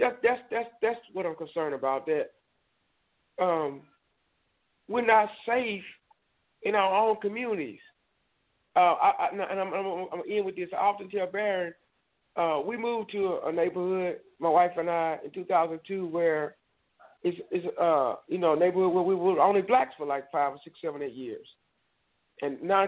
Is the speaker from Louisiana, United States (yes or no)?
yes; Southwest Louisiana, United States; moved away as an adult; now in Texas, United States; I was from Southwest Louisiana.